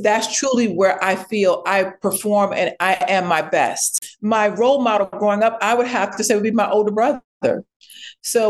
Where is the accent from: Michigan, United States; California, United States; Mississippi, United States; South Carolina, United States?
South Carolina, United States; Ladson; I was born in Ladson, South Carolina. It is a very, very rural place, like farmland